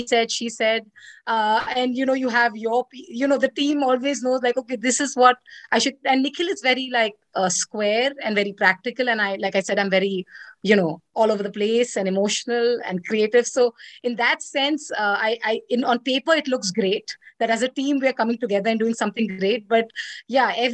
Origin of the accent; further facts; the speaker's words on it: India; I'm Indian